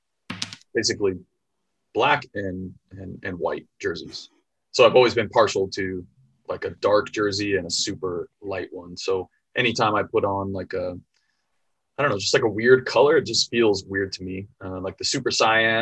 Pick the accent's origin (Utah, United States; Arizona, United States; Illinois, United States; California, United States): Arizona, United States; Phoenix; now in Seattle, United States; I'm from Phoenix, right? Part of my family from New Mexico.